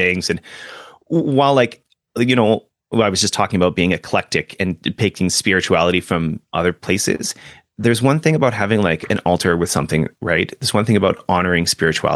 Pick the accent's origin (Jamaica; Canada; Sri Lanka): Canada; we're Canadian